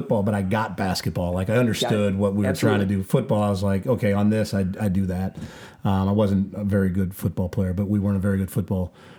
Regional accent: Affton, Missouri, United States; So I'm a South County guy. Okay. I grew up in Afton. Went to Vianney.

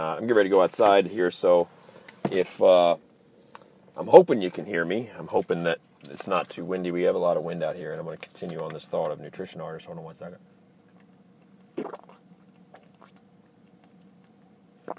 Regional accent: Baltimore, Maryland, United States; Growing up in Baltimore

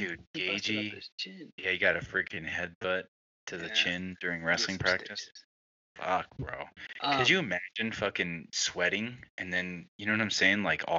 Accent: United States; being an American right now.

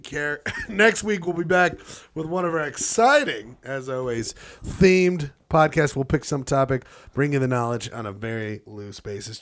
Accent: Utah, United States; we're from Utah.

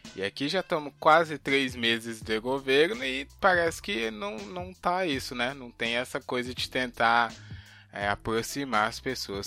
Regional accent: Brazil; a gente é brasileiro

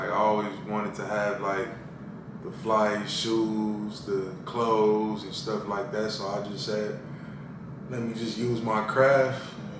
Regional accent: Inglewood, California, United States; I grew up in Inglewood, California.

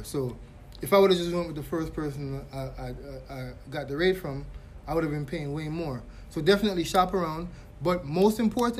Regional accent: Jamaica; I'm Jamaican.

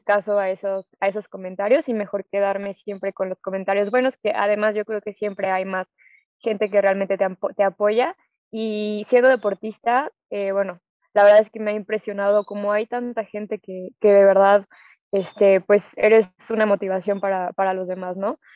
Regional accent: León, Guanajuato, Mexico; soy de León, aquí no tenemos playa

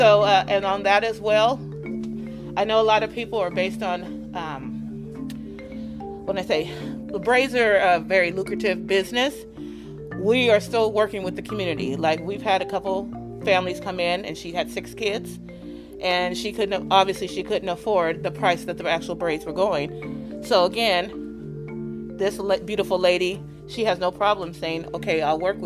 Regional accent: Lake Elsinore, California, United States; we were born and raised in Lake Elsinore. So we've been here over 45 years

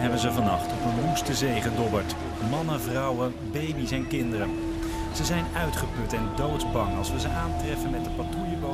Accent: Syria; Dutch is a second language; moved away as an adult; also born or lived in Damascus; now in Netherlands; ik kom uit Syrië

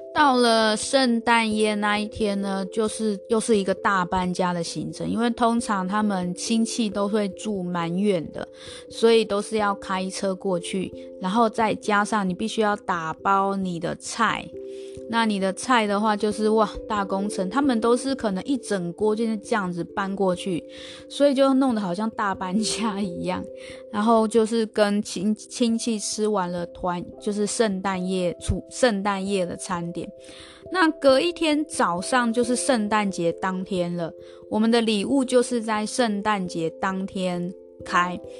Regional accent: Taiwan; moved away as an adult; also born or lived in Australia / New Zealand; 我们台湾人

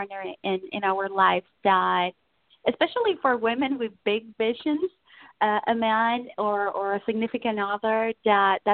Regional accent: Puerto Rico; moved away; I'm original from Puerto Rico

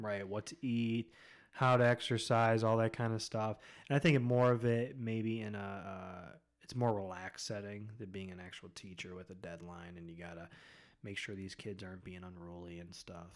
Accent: Spencer, Ohio, United States; also born or lived in Akron, Ohio / Medina, Ohio; Spencer, that's where I mainly grew up from, like, fifth grade through high school. Um, so that's where I'm from originally, is Spencer

